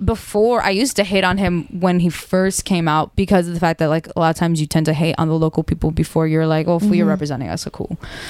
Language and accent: English; West Kendall, Florida, United States; I'm like, oh, West Kendall.